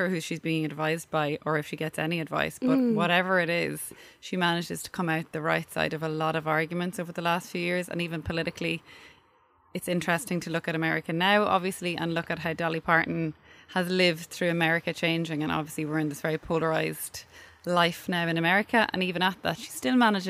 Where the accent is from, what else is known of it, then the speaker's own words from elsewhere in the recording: Dundalk, County Louth, Ireland; now in Dublin, Ireland; I'm from Dundalk